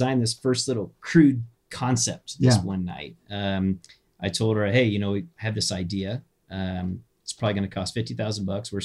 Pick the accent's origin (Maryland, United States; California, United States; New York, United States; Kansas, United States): Kansas, United States; moved away; Where I grew up in Kansas